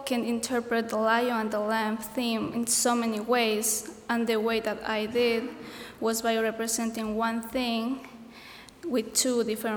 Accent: Ecuador; moved away; I'm from Ecuador

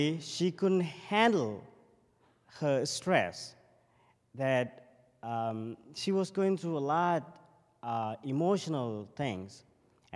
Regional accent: Sri Lanka; moved away; I'm from Sri Lanka, and I have been a monk for almost 17 years now. So I became a monk when I was 11

